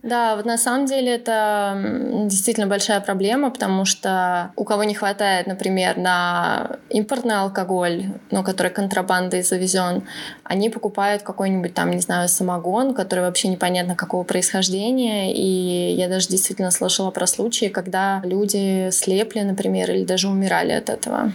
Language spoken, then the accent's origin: Russian; Podolsk, Moscow Oblast, Russia; moved away as an adult; now in Tehran, Iran; выросла я в основном в Подольске, в Подмосковье